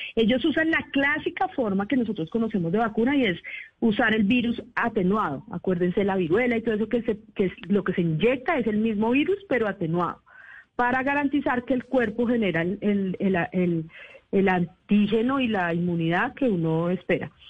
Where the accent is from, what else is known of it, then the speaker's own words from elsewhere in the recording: Bogotá, Colombia; yo soy bogotana, pero padre ah. ecuatoriano